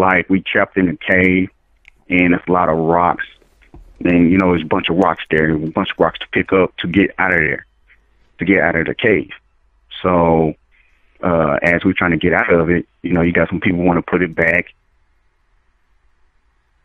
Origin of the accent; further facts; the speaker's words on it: the South, United States; also born or lived in Dallas; I'm originally from the South